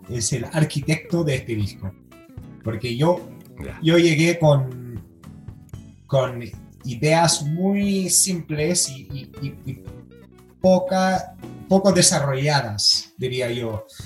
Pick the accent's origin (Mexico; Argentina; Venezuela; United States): United States; yo que, que, vengo de los Estados Unidos, que tiene un tema más o menos con, con, con el, el color, la, la, la raza